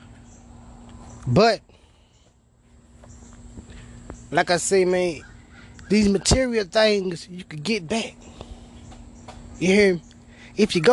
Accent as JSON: {"language": "English", "town": "Memphis", "region": "Tennessee", "country": "United States", "tie": "born or raised there", "said": "I'm from Memphis, man. We were raised differently"}